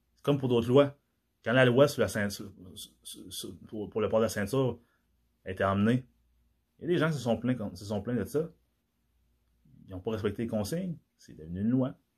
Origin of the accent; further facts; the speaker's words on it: DR Congo; moved away; dans mon pays d'origine, la République démocratique du Congo